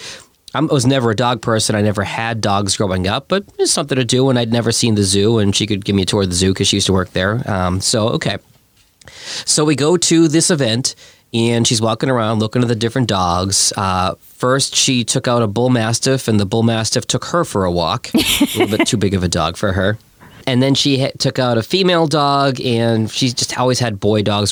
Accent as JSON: {"language": "English", "region": "New England", "country": "United States", "tie": "born or raised there", "moved": "yes", "said": "I grew up in New England"}